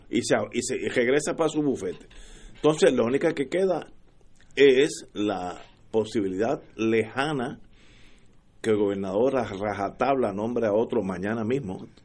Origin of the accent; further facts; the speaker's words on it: Puerto Rico; yo conozco mi pueblo de Puerto Rico